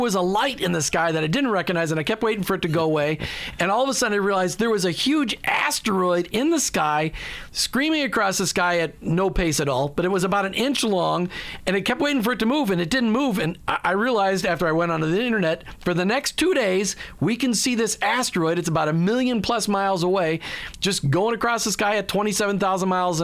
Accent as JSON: {"language": "English", "region": "Minnesota", "country": "United States", "tie": "born or raised there", "said": "I grew up in Minnesota"}